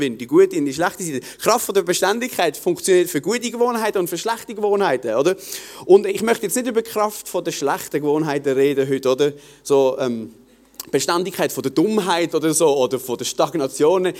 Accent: Basel-Landschaft, Switzerland; bei uns in Basel-Land

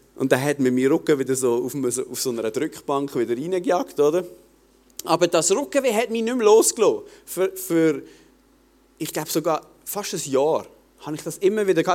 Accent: Basel-Landschaft, Switzerland; bei uns in Basel-Land

